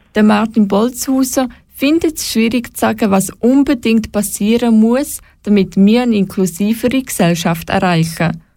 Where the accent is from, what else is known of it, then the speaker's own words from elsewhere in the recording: Switzerland; bei uns in der Schweiz